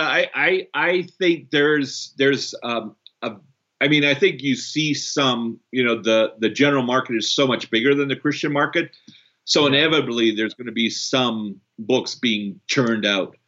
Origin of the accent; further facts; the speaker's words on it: Canada; moved away; also born or lived in Brazil; I'm also Canadian, um, born in Brazil.